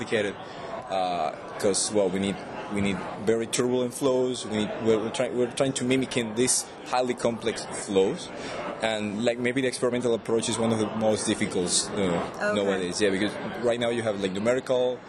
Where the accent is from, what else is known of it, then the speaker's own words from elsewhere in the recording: Venezuela; also born or lived in College Park, Maryland; now in Maryland, United States; Originally, I come from Venezuela.